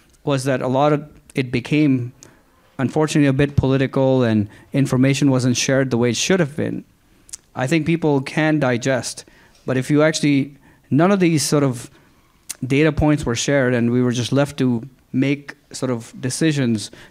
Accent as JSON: {"language": "English", "town": "Houston", "region": "Texas", "country": "United States", "said": "I come from Houston"}